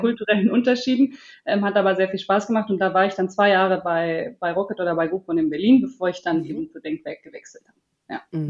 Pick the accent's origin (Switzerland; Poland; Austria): Switzerland; ich bin aus der Schweiz